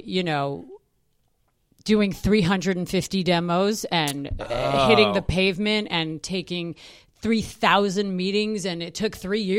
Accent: New York City, New York, United States; I was born and raised in New York City.

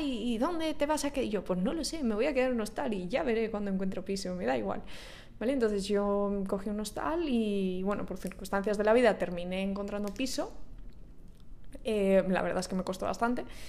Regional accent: Spain; moved away as an adult; also born or lived in Ireland / Georgia / France; now in Dubai, United Arab Emirates; yo soy de España

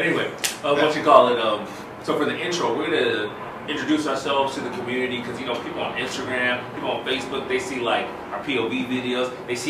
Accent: Los Angeles, California, United States; Congolese, right, grew up in Los Angeles, was born and raised in Los Angeles, California, two sisters

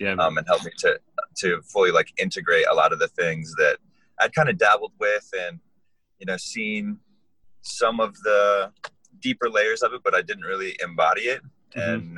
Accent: Hawaii, United States; born there; also born or lived in Florida; now in Iowa, United States; I was born in Hawaii and lived there for a little while.

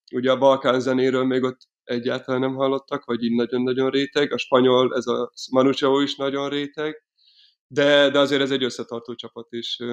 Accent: Miskolc, Borsod-Abaúj-Zemplén, Hungary; moved away as an adult; also born or lived in Paris; now in Budapest, Hungary; Miskolcról, Miskolcon születtem, és ott is voltam gyerek

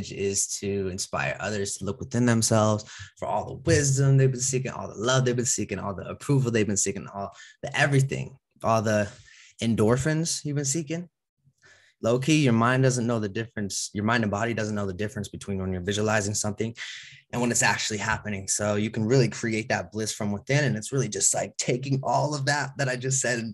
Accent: Utah, United States; I was born obviously in Utah, and you know, a lot of religion around me

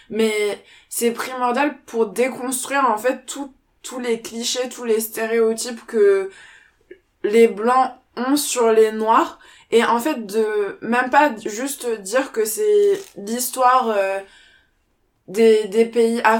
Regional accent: France; j'ai grandi, enfin je suis née et j'ai grandi en France métropolitaine.

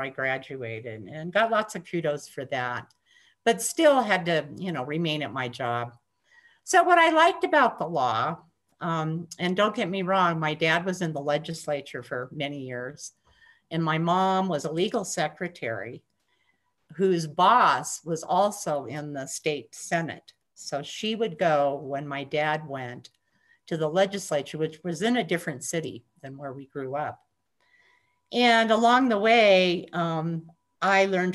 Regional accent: Montana, United States; moved away as an adult; also born or lived in Minnesota; growing up in Montana

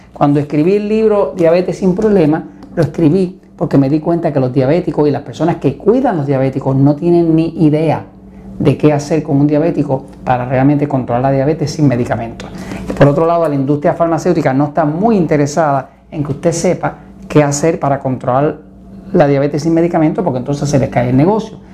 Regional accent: Puerto Rico; en mi tierra, en Puerto Rico

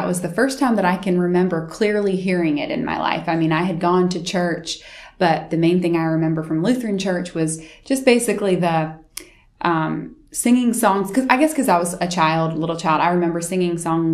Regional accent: Florence, South Carolina, United States; also born or lived in Pennsylvania, United States; my family moved here when I was in about fourth grade, halfway through fourth grade. And my dad's job is what brought us here to Florence

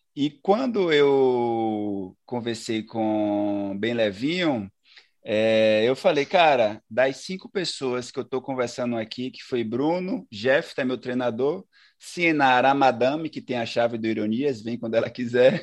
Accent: Brazil; enquanto brasileiro

